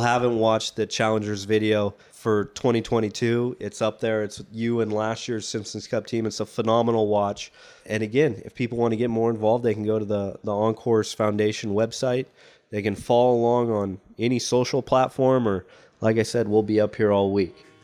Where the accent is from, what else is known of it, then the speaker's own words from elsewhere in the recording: United States; as an American